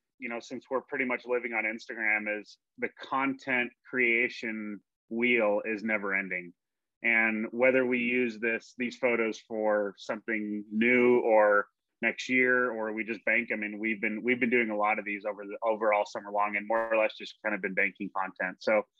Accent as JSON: {"language": "English", "town": "Spokane", "region": "Washington", "country": "United States", "tie": "born there", "also_born_or_lived": "Southern California / Santiago, Chile", "lives_now": "Ohio, United States", "said": "I was born in Spokane, Washington, bro. I've lived in Southern California. I lived in South America. I've here, Ohio."}